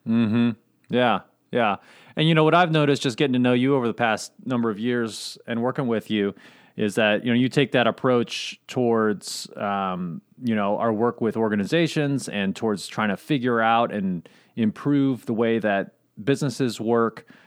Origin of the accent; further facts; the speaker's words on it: Southern Indiana, United States; also born or lived in Durango, Colorado; when I was um, almost five years old, my parents decided we were going to move to Southern Indiana and live on a farm with my uncle.